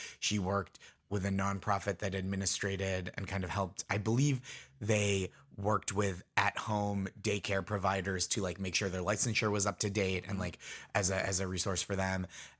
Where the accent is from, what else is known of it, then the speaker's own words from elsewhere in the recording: Stoneham, Massachusetts, United States; So I grew up in Stoneham, Massachusetts, which is Nancy Kerrigan's hometown.